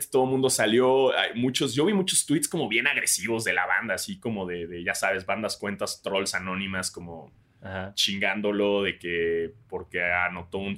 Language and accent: Spanish; Mexico; nosotros como mexicanos